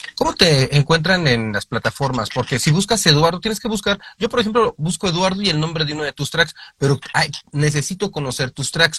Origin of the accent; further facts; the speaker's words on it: Mexico; nuestra perspectiva en, en, en, México